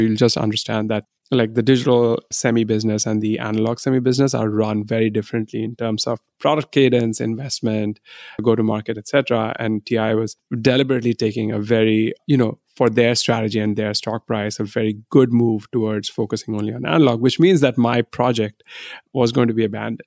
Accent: India; moved away as an adult; now in United States; I grew up in India

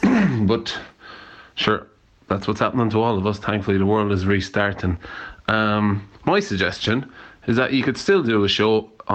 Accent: Limerick, Munster, Ireland; I'm from Limerick in Ireland.

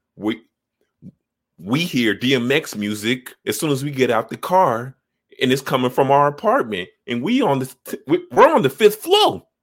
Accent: Chicago, Illinois, United States; I grew up on the south side

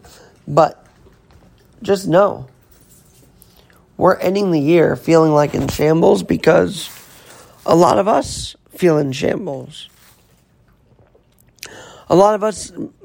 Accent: New York City, New York, United States; the streets of New York City, my hometown city

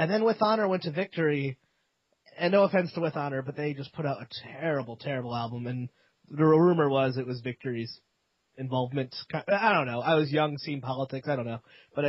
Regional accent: Connecticut, United States; also born or lived in Vermont; now in Providence, United States; I grew up in Connecticut

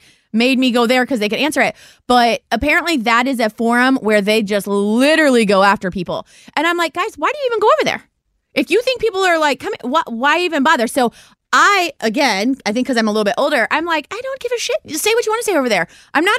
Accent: Ohio, United States; us Ohio people

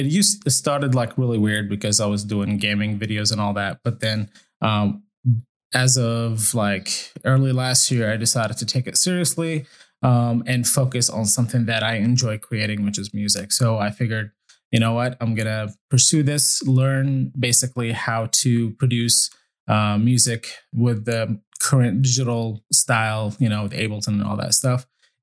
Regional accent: Syria; also born or lived in Iraq; I was born in Iraq, and then when the first war happened with the U.S., my family kind of like, okay, we got to get out of here. And we traveled around a little bit, but then we landed in Syria, and that's where I went to school

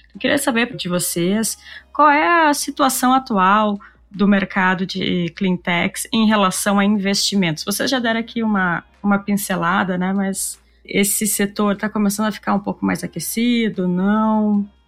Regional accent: Rio Grande do Sul, Brazil; Nós aqui do Rio Grande do Sul

